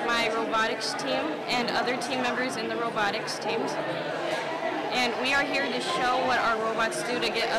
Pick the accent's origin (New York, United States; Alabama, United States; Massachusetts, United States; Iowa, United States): Iowa, United States; State Center; I am from State Center, and I go to West Marshall Middle High School